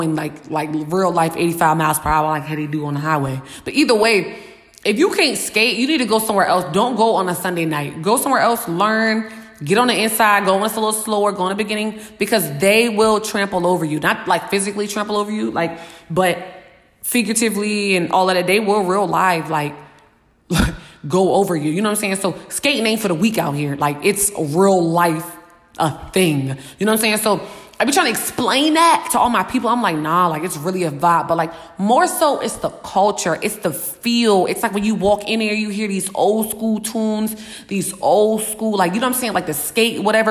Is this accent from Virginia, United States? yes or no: yes; Richmond, Virginia, United States; now in Atlanta, United States; I'm from Richmond